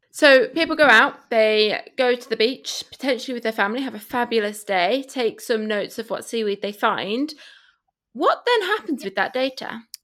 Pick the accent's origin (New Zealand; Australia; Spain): Spain; now in United Kingdom; I grew up in Spain